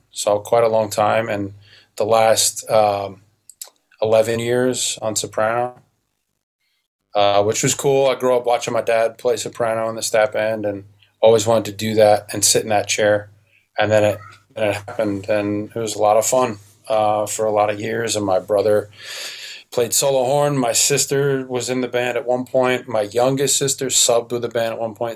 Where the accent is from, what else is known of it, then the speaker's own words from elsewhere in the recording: New York, United States; moved away as an adult; now in Michigan, United States; I'm from New York. I belong in New York